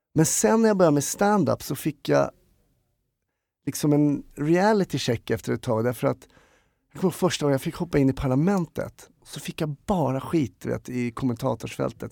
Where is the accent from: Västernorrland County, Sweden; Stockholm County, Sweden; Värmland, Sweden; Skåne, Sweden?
Stockholm County, Sweden; Stockholm; Jag är en stockholmare, glad skit, uppvuxen i Enskede